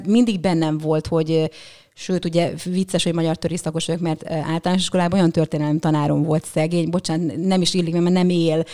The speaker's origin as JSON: {"language": "Hungarian", "town": "Püspökladány", "region": "Hajdú-Bihar", "country": "Hungary", "tie": "born or raised there", "also_born_or_lived": "Budapest", "moved": "yes", "said": "püspöklerány vagyok, ö, ott születtem, akkor még falu volt, most már egy kisváros"}